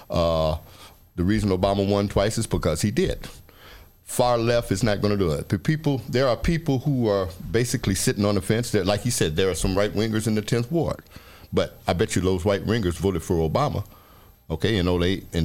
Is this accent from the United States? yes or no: yes; the Bible Belt, United States; basically, we, we come from the Bible Belt. Okay, well, we stand on that. That's how we grew.